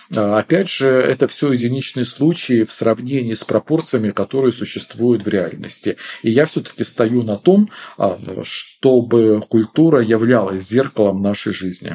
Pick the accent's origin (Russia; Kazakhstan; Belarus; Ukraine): Belarus; moved away; Я сам выходец из Беларуси